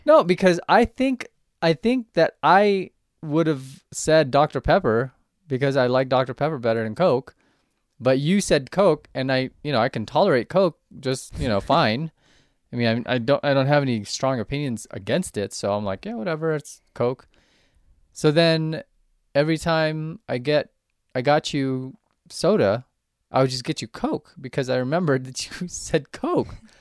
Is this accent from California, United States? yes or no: yes; Southern California, United States; moved away; I grew up in Southern California